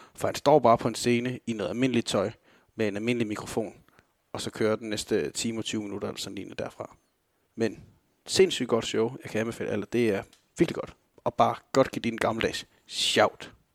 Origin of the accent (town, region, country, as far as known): Denmark